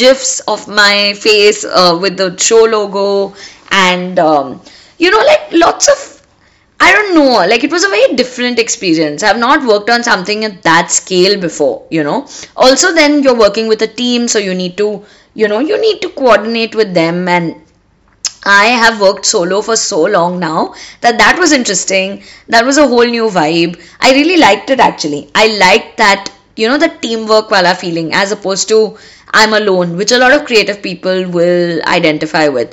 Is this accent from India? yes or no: yes; India; we as Indian girls